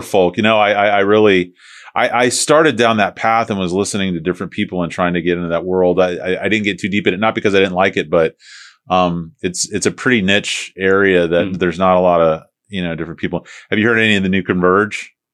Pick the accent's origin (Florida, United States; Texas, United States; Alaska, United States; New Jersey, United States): Florida, United States; St. Petersburg; I'm from St. Pete originally